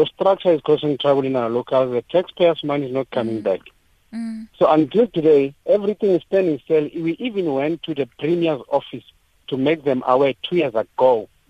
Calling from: Soweto, Gauteng, South Africa; I'm calling from Protea Glen Extension 11.

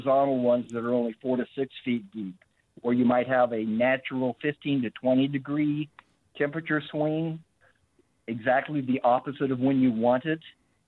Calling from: Trenton, Missouri, United States; Trenton, Mo.

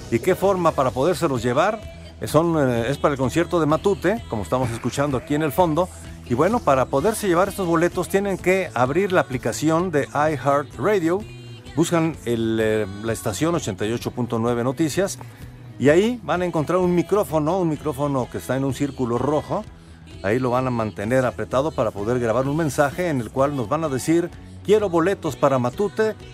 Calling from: Mexico City, Mexico; buenas noches … de la Colonia Guerrero.

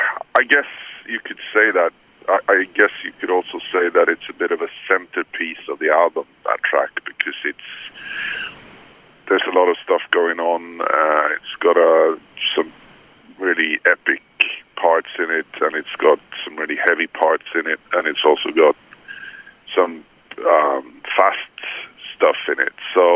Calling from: Gustavsberg, Stockholm County, Sweden; I'm calling you from Gustavsberg, outside of Stockholm, close to the sea.

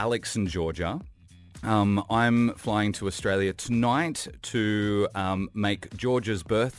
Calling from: Dubai, United Arab Emirates; Yeah, good, thanks. I'm calling from Dubai.

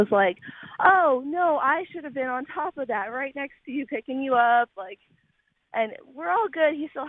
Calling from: Raleigh, North Carolina, United States; I am calling from Raleigh.

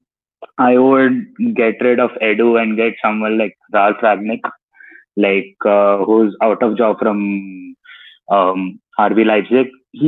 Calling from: India; I'm from India.

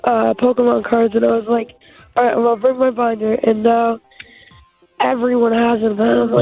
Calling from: Peabody, Massachusetts, United States; I'm calling from Peabody, Massachusetts.

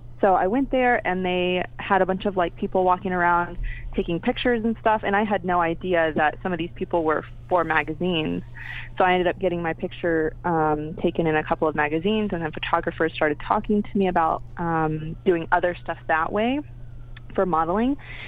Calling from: Pasadena, California, United States; I'm actually in Pasadena right now, so Pasadena, California.

